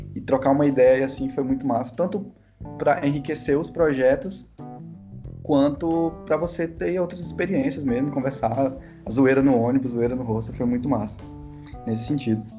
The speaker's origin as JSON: {"language": "Portuguese", "town": "Araguatins", "region": "Tocantins", "country": "Brazil", "also_born_or_lived": "Palmas, Brazil", "moved": "as an adult", "lives_now": "Recife, Brazil", "said": "eu sou tocantinense do Bico do Papagaio, lá da região norte do, do Tocantins, sou de Araguatins, uma cidade do interior"}